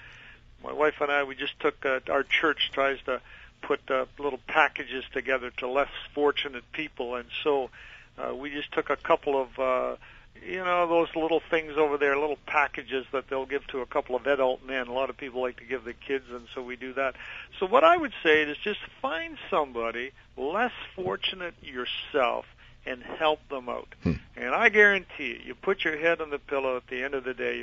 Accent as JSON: {"language": "English", "town": "Lucknow", "region": "Ontario", "country": "Canada", "tie": "born or raised there", "moved": "yes"}